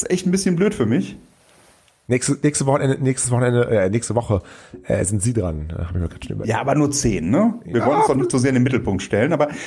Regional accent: Cologne, North Rhine-Westphalia, Germany; ich bin ja Großstädter. Ich, äh, ich, ich komme aus, äh, ich komme aus Köln.

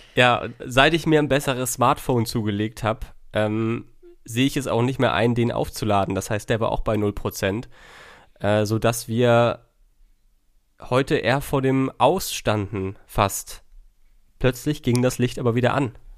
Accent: Schleswig-Holstein, Germany; als Schleswig-Holsteiner

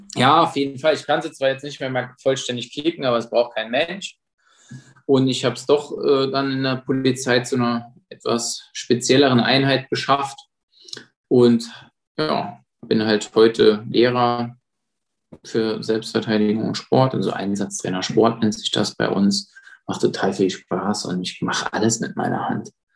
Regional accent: Saarbrücken, Saarland, Germany; moved away as an adult; now in Berlin, Germany; ich komme aus dem Saarland

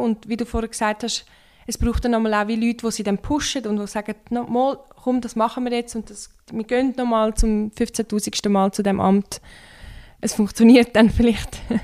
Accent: Turkey; now in Switzerland; ich bin ja ursprünglich aus der Türkei. Und dort liest man das schon in der Schule

